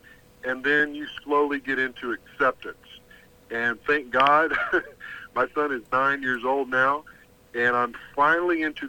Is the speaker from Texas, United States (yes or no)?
yes; Texas, United States; I'm from Texas